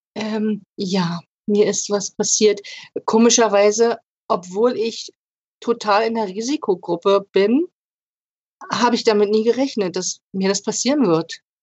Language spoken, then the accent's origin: German; Lübben, Brandenburg, Germany; ich komme aus Lübben im Spreewald